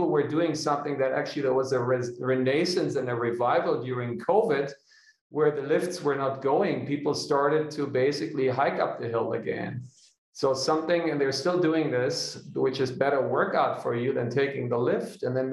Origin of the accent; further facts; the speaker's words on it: Hanover, Lower Saxony, Germany; now in Munich, Germany; building the first off-the-grid kindergarten for my hometown in Hanover